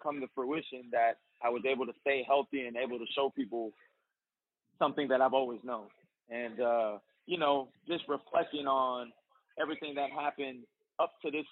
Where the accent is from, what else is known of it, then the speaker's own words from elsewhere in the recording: Bay Area, California, United States; I was born in the Bay Area, so I got a little Bay Area swag to me